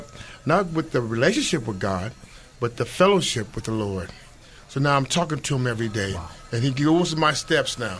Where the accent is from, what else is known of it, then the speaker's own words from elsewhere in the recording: San Diego, California, United States; I was born and raised in San Diego